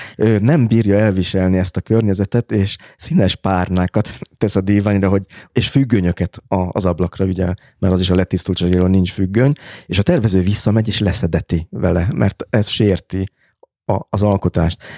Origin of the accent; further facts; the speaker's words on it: Budapest, Hungary; annak a békesmegyeri panellakásnak a konyhája, amiben én fölnőttem